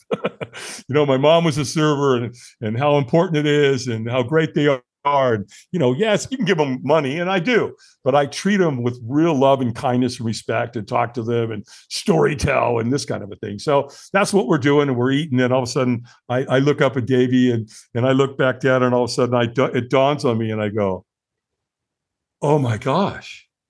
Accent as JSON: {"language": "English", "town": "Long Beach", "region": "California", "country": "United States", "tie": "born or raised there", "also_born_or_lived": "Hollywood, California", "said": "I moved from Hollywood to Long Beach. And, and so Bob and Pat Albin raised me."}